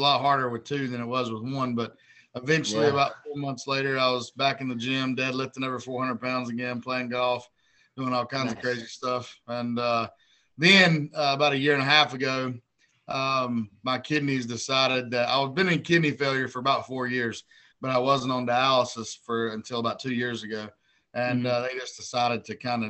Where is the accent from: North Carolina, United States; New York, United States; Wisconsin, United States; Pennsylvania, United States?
North Carolina, United States; Hickory; also born or lived in San Diego, California; I'm from a small town in North Carolina, Hickory, North Carolina. I was born in San Diego, California, Camp Pendleton Marine Base. My dad was a Marine, but I lived there till I was three. And then I was back in Burke County and grew up in North Carolina my whole life